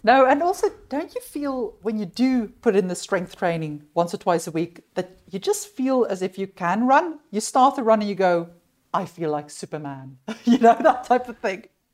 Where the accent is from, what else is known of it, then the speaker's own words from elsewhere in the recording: South Africa; moved away; also born or lived in United Kingdom; I, I grew up in South Africa